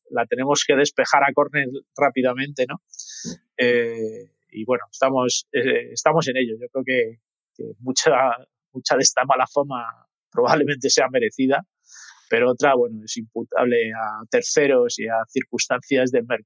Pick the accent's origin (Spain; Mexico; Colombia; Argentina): Spain; Madrid, Community of Madrid; soy, de Madrid